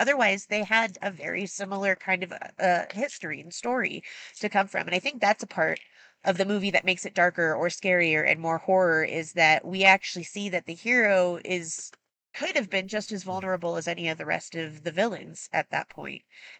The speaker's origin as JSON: {"language": "English", "town": "Aurora", "region": "Colorado", "country": "United States", "tie": "born or raised there", "said": "I grew up in Aurora my whole life."}